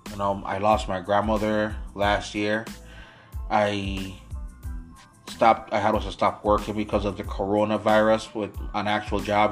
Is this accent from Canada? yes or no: no; U.S. Virgin Islands; now in Syracuse, United States; I was born and raised in the United States Virgin Islands. I currently do live in the United States, Syracuse, New York right now.